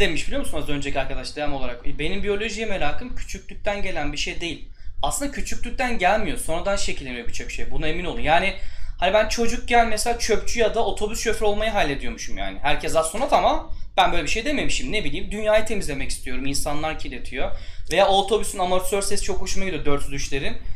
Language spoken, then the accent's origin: Turkish; Turkey; moved away as an adult; now in Poland; ben galiba Polonya'da üçüncü falan Türk'üm, mühendis olarak çalışan.